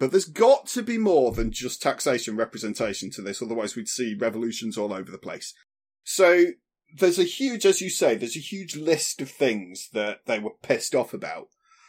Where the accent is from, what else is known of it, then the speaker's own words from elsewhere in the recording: United Kingdom; But we're British.